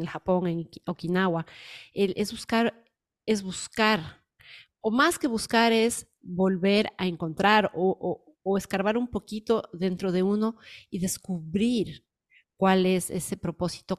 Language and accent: Spanish; Ecuador; moved away; yo soy ecuatoriana y voy mucho cuando voy a mi país